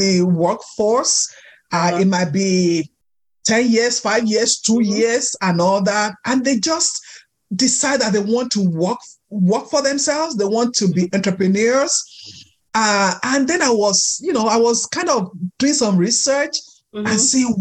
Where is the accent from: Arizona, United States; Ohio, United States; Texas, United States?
Texas, United States; Just like myself, we're from Texas